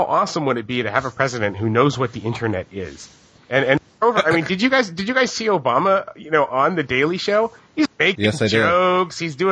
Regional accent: Hawaii, United States; I grew up in Hawaii

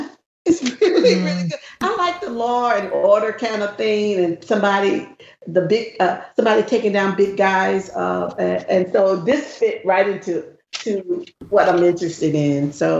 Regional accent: the South, United States; I grew up in the South.

